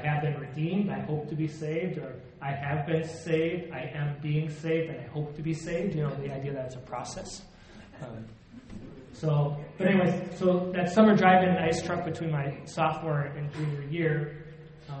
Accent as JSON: {"language": "English", "town": "Duluth", "region": "Minnesota", "country": "United States", "tie": "born or raised there", "also_born_or_lived": "St. Paul, Minnesota / Chicago, Illinois", "said": "So I grew up in Duluth. I call Duluth home"}